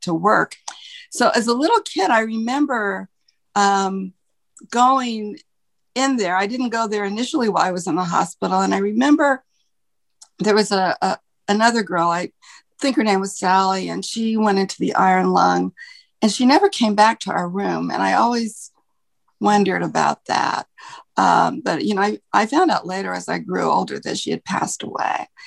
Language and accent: English; Salt Lake City, Utah, United States; now in Connecticut, United States; I grew up in Salt Lake City, Utah, which is the capital of the state of Utah